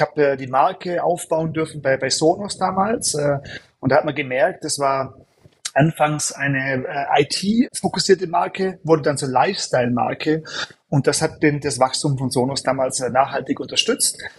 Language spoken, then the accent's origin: German; Germany; moved away; also born or lived in United States / Europe; bin gebürtig Deutscher